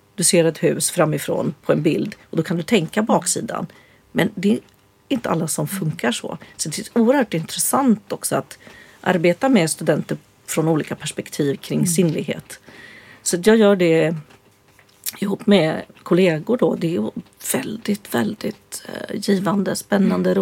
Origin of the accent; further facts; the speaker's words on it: Östergötland, Sweden; Jag växte ju upp som eh, vegan på 60-talet på landet i Östergötland